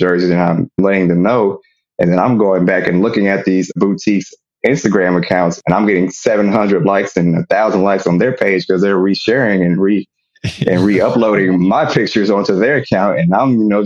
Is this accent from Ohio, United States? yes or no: no; Kansas City, Missouri, United States; moved away as an adult; now in Dallas, United States; I'm originally from Kansas City, Missouri, born and raised. So I moved down to Dallas, Texas about 5 years ago.